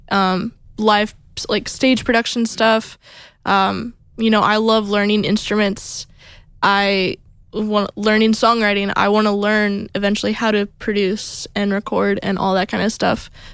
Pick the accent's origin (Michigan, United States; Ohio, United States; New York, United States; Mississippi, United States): Ohio, United States; Toledo; moved away; I'm from up north by Toledo